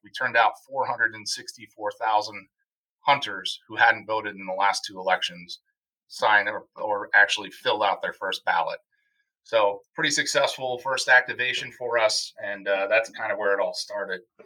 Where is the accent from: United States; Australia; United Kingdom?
United States; Wisconsin; my home state of Wisconsin